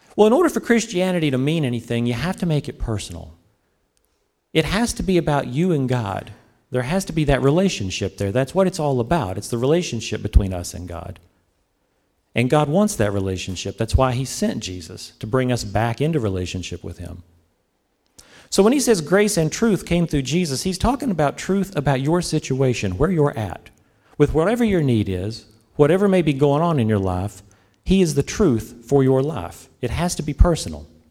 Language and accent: English; the South, United States; I'm from the South, so, you know, we're more into the S E C